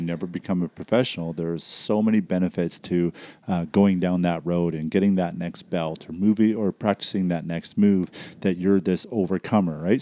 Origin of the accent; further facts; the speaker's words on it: Surrey, British Columbia, Canada; now in Calgary area, Canada; I grew up in Surrey